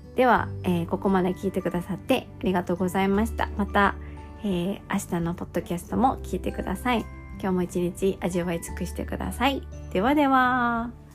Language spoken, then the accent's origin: Japanese; Japan